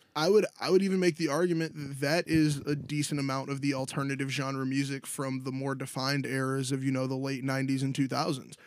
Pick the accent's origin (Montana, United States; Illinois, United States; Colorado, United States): Illinois, United States; Chicago; we're from Chicago